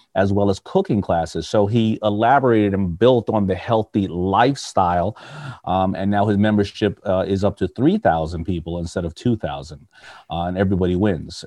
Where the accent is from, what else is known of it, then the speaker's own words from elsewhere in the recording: United States; I'm an American